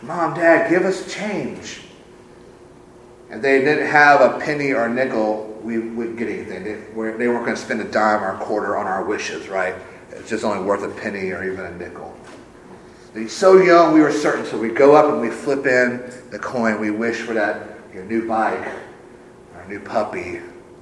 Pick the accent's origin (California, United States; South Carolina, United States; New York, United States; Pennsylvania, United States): South Carolina, United States; Sumter; my hometown of Sumter